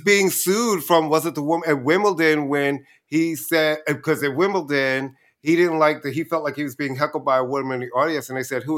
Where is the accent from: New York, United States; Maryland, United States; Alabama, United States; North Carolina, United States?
New York, United States; New York City; also born or lived in Brooklyn; I was born in Brooklyn, then we moved to Queens right before I was in the first